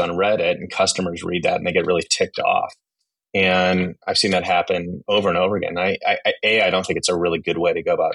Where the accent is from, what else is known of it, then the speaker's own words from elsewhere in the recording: Silicon Valley, California, United States; moved away as an adult; also born or lived in Japan / South Korea; I grew up in Silicon Valley